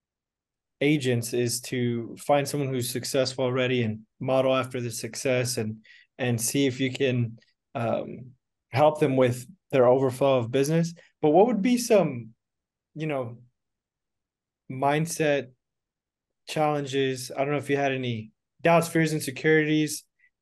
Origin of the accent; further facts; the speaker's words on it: Texas, United States; I'm from Texas